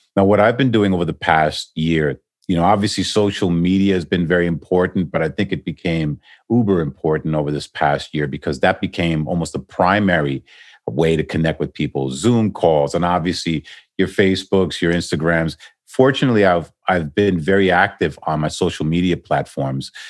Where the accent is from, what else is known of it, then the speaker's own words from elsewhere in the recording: New York City, New York, United States; moved away as an adult; also born or lived in Manhattan / New Jersey; now in Miami, United States; I'm originally from New York, born and raised in Queens